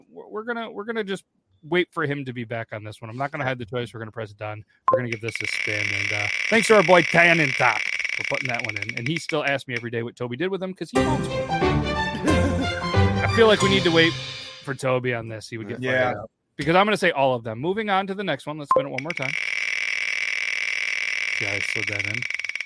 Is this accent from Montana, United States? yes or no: no; Pennsylvania, United States; I'm the guy from Bucks County.